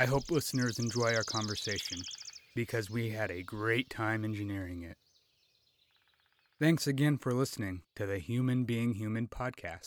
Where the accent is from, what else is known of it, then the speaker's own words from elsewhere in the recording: Nebraska, United States; my home state of Nebraska